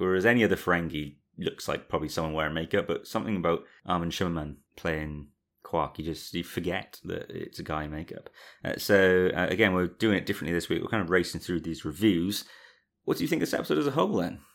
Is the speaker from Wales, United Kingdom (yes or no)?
yes; Cardiff, Wales, United Kingdom; we're all from around the Cardiff area